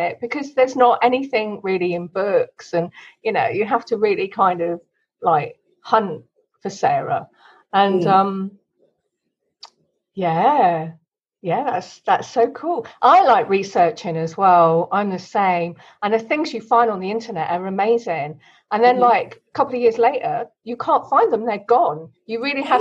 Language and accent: English; Kent, South East England, United Kingdom; I got born in Kent in the UK.